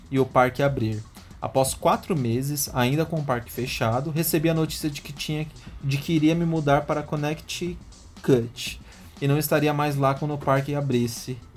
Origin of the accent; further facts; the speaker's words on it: Niterói, Rio de Janeiro, Brazil; now in United States; tenho 44 anos e sou ouvinte assíduo do podcast Entre a Senta e a Baixa Trava. Sou de Niterói, no Rio de Janeiro, mas atualmente moro nos Estados Unidos.